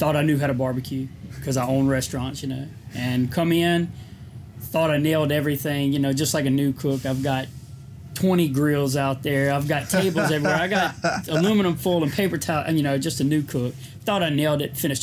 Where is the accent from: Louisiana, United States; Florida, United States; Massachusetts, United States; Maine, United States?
Louisiana, United States; Hammond; born or raised there